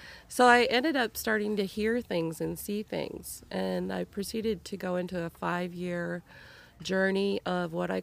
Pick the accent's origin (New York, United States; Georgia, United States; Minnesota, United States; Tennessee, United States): Minnesota, United States; moved away as an adult; also born or lived in Cleveland area; now in Cleveland, United States; I'm originally from Minnesota